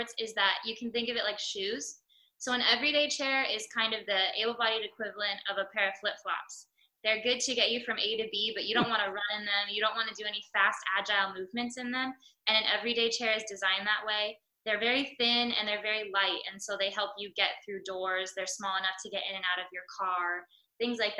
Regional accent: United States; As an American

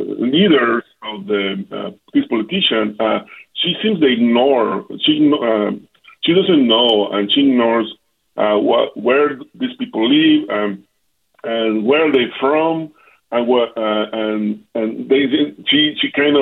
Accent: Jalisco, Mexico; People in the north, actually, I'm from Jalisco.

